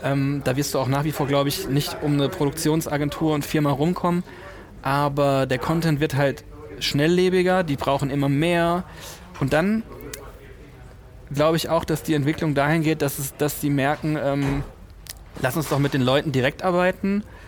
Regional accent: Kaiserslautern, Rhineland-Palatinate, Germany; moved away as an adult; also born or lived in Cologne; da, wo ich aufgewachsen bin, Kaiserslautern ist sehr nah bei Rammstein

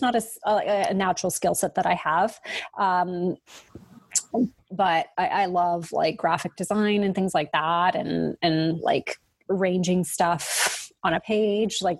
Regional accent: Canada; we're Canadian

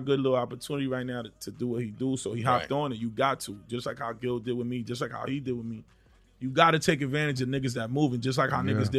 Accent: Boston, Massachusetts, United States; also born or lived in New York City (Bronx); I was born in New York. Yeah, I'm from Boston.

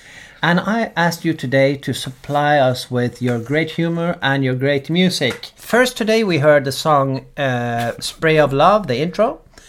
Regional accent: Bergen, Vestland, Norway; moved away; also born or lived in Oslo; I grew up in Bergen, and thereafter Oslo.

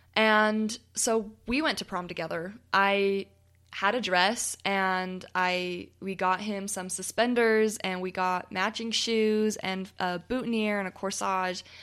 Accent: United States; accent: American; my funny American accent

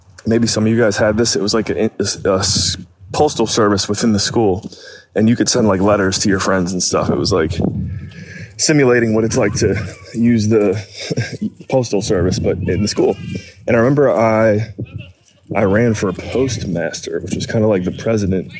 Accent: Painesville, Ohio, United States; We moved from State Street Elementary to St. Clair. And St. Clair was an older Painesville City school

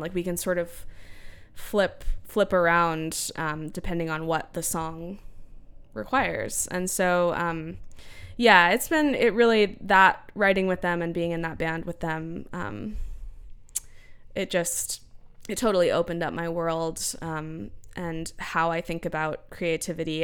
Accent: Central Texas, United States; growing up in Central Texas

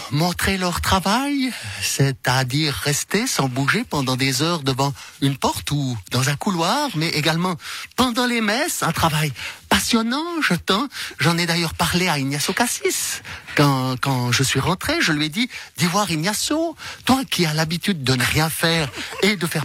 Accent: German-speaking Switzerland, Switzerland; Vous savez, moi je suis suisse allemande, je suis un peu crac-crac.

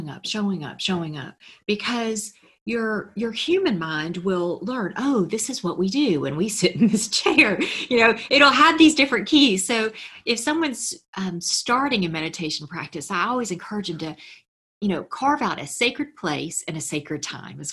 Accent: Memphis, Tennessee, United States; I'm from Memphis, a southern town, very conservative.

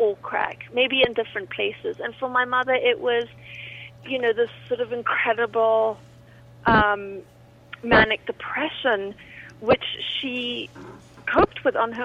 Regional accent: Zimbabwe; now in Wyoming, United States; growing up in Rhodesia during a civil war

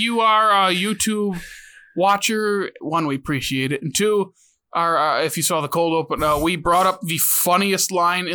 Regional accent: Midwest, United States; We're from the Midwest. We go, eh

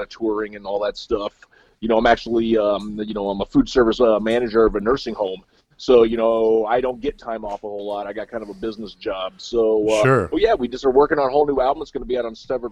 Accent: Central Illinois, United States; also born or lived in Milwaukee area; now in Milwaukee, United States; I may be up in the Milwaukee area, but I'm from Central Illinois

